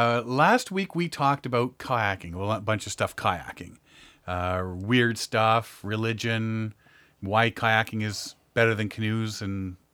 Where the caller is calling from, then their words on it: Bolivia; I am calling from Bolivia.